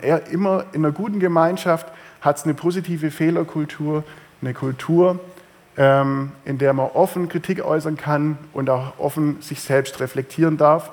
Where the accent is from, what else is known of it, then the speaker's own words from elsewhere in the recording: Swabia, Germany; bei uns im Schwabenland